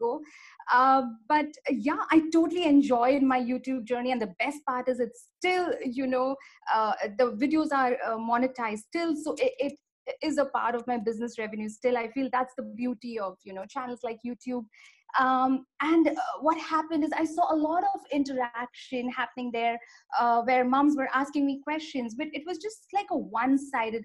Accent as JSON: {"language": "English", "town": "Mumbai", "region": "Maharashtra", "country": "India", "said": "I'm from Mumbai, India"}